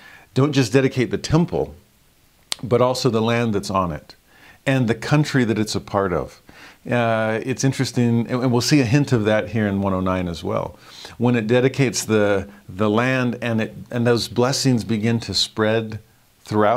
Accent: Southern California, United States; as a kid growing up in Southern California

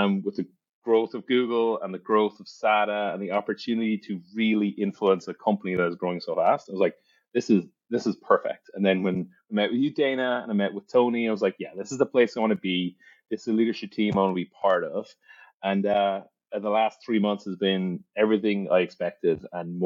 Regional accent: County Cork, Munster, Ireland; moved away as an adult; also born or lived in Dublin, Ireland / New York, United States; now in Texas, United States; I grew up in Ireland. I actually grew up in the services business. I grew up in the family business, in the family pub and restaurants, Hearns, County Cork

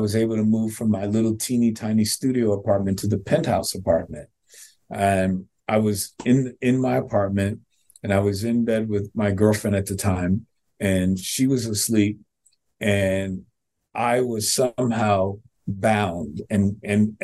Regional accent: New York, United States; now in Miami, United States; I'm a New Yorker.

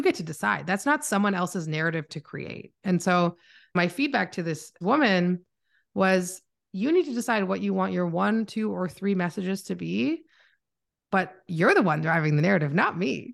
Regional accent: Canada; accent: Canadian; also born or lived in Toronto; I am Canadian, so if you hear my accent, I am from Canada.

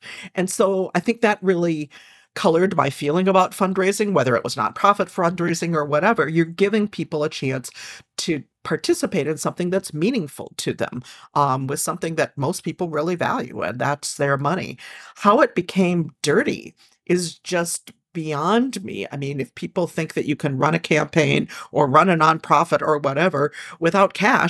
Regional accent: Minneapolis, Minnesota, United States; I grew up in Minneapolis.

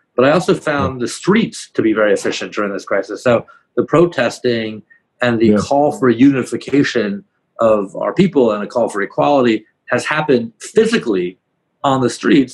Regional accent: Palo Alto, California, United States; that's where I'm from originally. I was born

